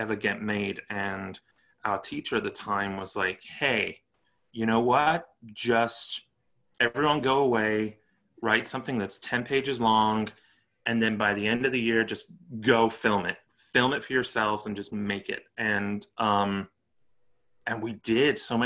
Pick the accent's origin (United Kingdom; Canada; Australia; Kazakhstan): United Kingdom; Stoke-on-Trent, West Midlands; now in Los Angeles, United States; I'm from Stoke-on-Trent, Staffordshire, originally